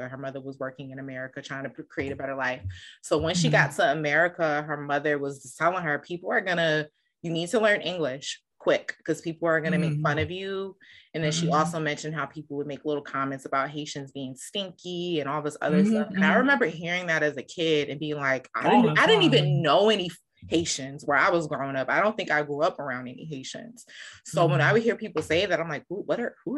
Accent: Bergen County / Passaic County, New Jersey, United States; I grew up in Bergen County. As a kid in Passaic County

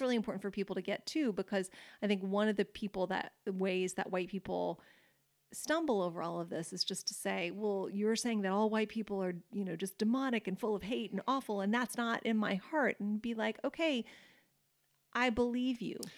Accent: United States

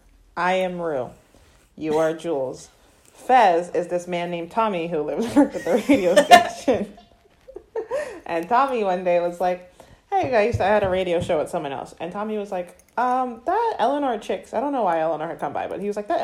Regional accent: Florida, United States; I'm from Florida

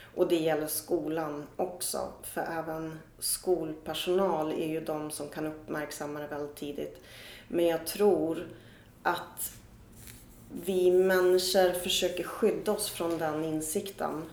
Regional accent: Östersund, Jämtland, Sweden; när jag växte upp i Östersund

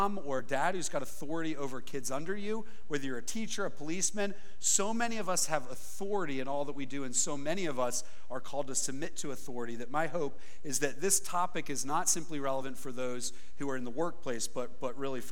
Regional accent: Philadelphia, Pennsylvania, United States; I'm from the Philadelphia area, which is pretty different

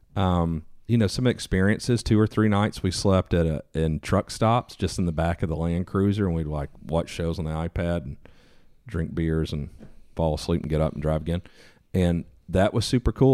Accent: East Coast, United States; I was a kid from the East Coast

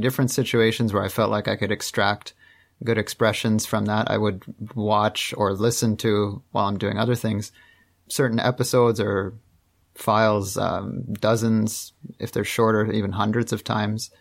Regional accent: just outside of Toronto, Ontario, Canada; also born or lived in Montreal; I'm from Canada. I'm from uh, just outside of Toronto

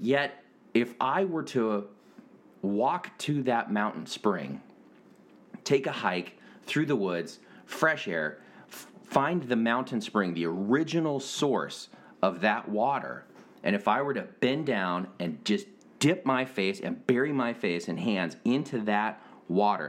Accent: Washington, United States; moved away; growing up in Washington

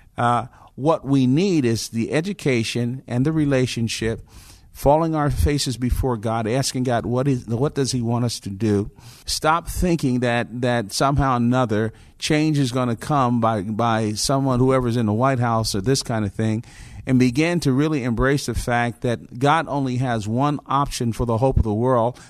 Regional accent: Newark, New Jersey, United States; now in Roswell, United States; I was born and raised in Newark, New Jersey in the fifties

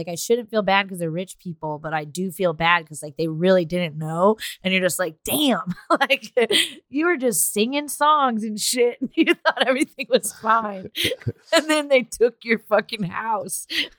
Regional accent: Texas, United States; Like I'm a big like fuck you, I'm from Texas kind of person

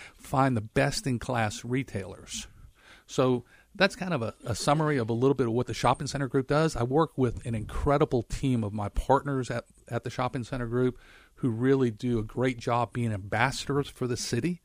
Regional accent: Montreal, Quebec, Canada; moved away as an adult; now in Memphis, United States; I'm originally from Montreal, Canada, and moved down here in nineteen eighty-two to go to school at the University of Memphis

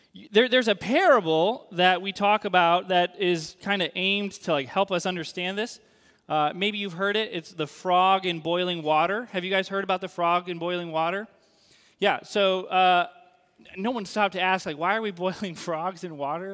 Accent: New England, United States; moved away; I grew up in New England

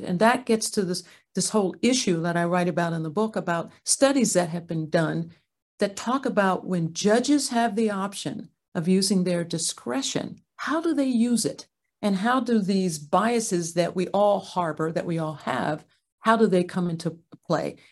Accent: Ardmore, Pennsylvania, United States; moved away; also born or lived in Santa Clara County, California; My parents, um, raised my two sisters and I, I'm a middle, um, in Ardmore, Pennsylvania

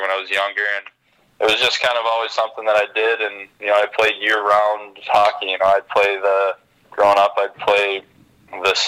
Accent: Rogers, Minnesota, United States; I grew up in Rogers, smaller city, only 10,000-12,000, and it was a great experience

